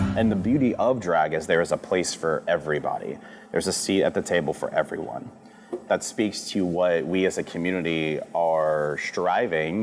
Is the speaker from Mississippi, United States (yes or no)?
yes; D'Iberville, Mississippi, United States; also born or lived in Biloxi, Mississippi; I grew up in St. Martin before St. Martin was as big as it is now, and you know D'Iberville before D'Iberville's turned into what it is.